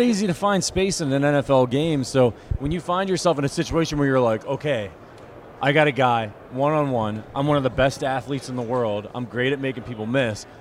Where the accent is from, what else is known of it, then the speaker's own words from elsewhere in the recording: Northeast Ohio, United States; I grew up in Northeast Ohio, so I'm an Ohio State fan